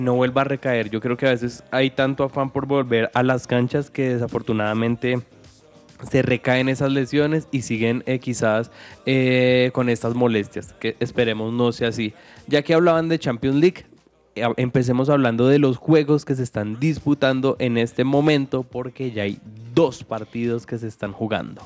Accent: Colombia; en nuestro país

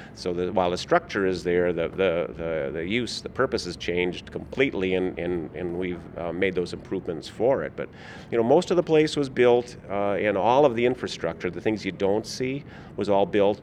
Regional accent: Minnesota, United States; I grew up in Minnesota

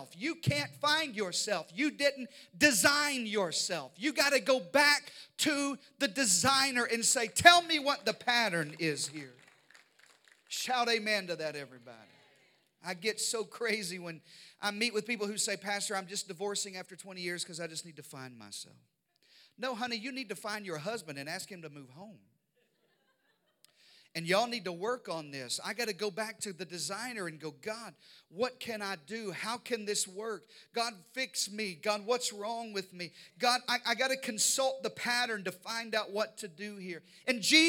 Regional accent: Arkansas, United States; We were raised in Arkansas in the deep south

